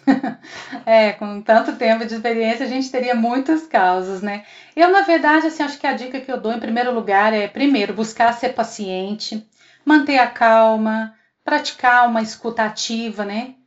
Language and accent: Portuguese; Três Corações, Minas Gerais, Brazil; nascida e criada em Três Corações, sul de Minas